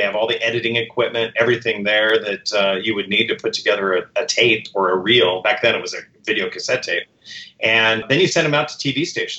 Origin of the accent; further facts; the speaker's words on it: Warrenton, Oregon, United States; also born or lived in Oakland, California; we moved up to Oregon when I was about 8 years old.